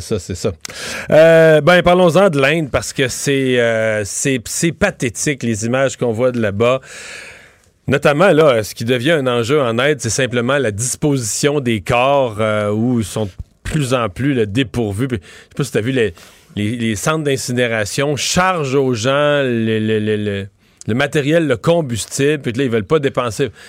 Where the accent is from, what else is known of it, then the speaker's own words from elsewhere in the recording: Bas-Saint-Laurent, Quebec, Canada; dans ma région, chez nous, au Bas-Saint-Laurent